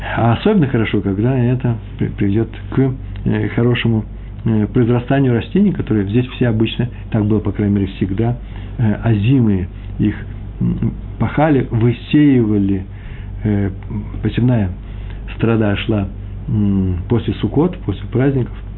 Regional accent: Moscow, Russia; accent: Moscow; я москвич

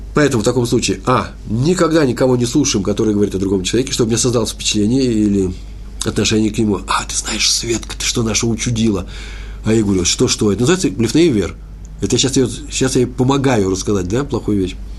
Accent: Moscow, Russia; Я москвич

